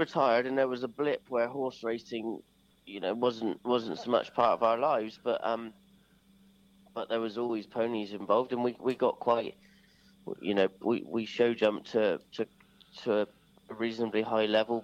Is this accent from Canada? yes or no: no; Sherborne, South West England, United Kingdom; also born or lived in Milborne Port; Sherborne, I was born, actually. Yeah, it's not so locally. We were living at Millbourne Port at the time, but I was born in Sherborne.